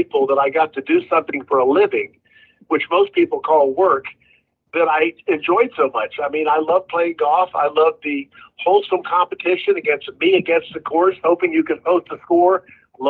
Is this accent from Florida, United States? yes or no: yes; Jacksonville, Florida, United States; I grew up in Northeast Florida